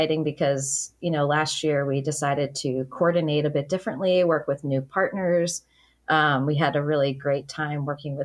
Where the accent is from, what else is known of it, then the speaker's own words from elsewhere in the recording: Waltham, Massachusetts, United States; moved away as an adult; also born or lived in New York / Boston; now in Biddeford, United States; I'm from Waltham, Massachusetts, which is also a former mill town